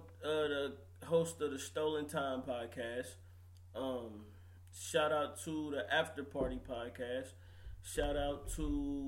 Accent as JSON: {"language": "English", "town": "Philadelphia", "region": "Pennsylvania", "country": "United States", "accent": "New York", "said": "Yo, you know what I'm saying? I'm from East Philly. Yeah. You know what I'm saying?"}